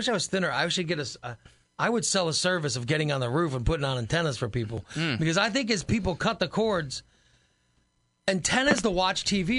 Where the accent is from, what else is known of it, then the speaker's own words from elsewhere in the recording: Gillespie, Illinois, United States; also born or lived in Chatham, Illinois; I grew up in Gillespie. I got Springfield stations, I got St. Louis stations, I got everything.